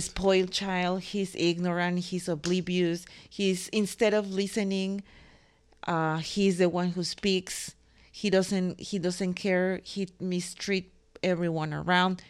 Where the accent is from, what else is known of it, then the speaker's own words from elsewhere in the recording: Mexico; moved away; I'm from the land of quesadillas